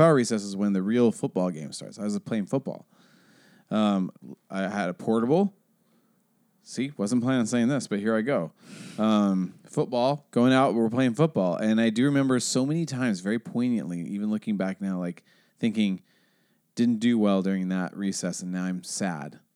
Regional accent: Seattle, Washington, United States; I grew up in Seattle

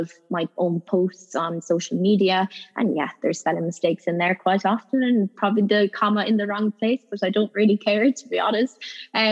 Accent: Ireland; moved away as an adult; now in United Kingdom; I'm Irish

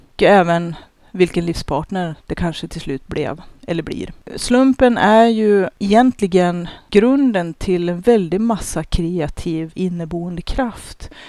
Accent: Sweden; som svenskar

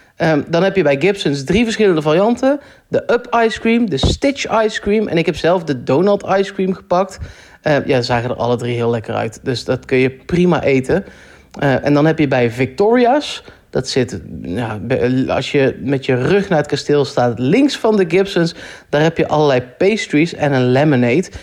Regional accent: Netherlands; ik kan daar als Nederlander

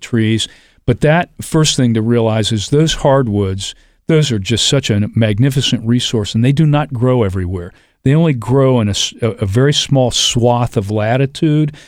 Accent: Columbus, Ohio, United States; I grew up in Clintonville. I was, uh, uh, I went to, uh, public, Columbus Public Schools

